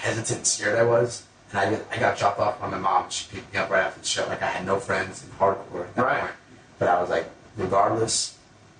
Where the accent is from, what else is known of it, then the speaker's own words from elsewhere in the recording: Brooklyn / Long Island, New York, United States; also born or lived in Colombia / Bensonhurst, Brooklyn / Merrick, New York / East Meadow, New York; So I was born in Columbia, moved to Bensonhurst, Brooklyn when I was, like, a year old. I lived there until I was 10. And then since I was 10, I've lived in Merrick and East Meadow